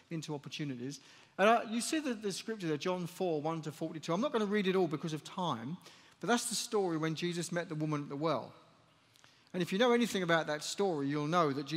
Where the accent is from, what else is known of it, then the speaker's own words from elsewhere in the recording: United Kingdom; also born or lived in Chelmsford, England; So I come from the United Kingdom. I live just to the east of London in a city called, well, just close to a city called Chelmsford in England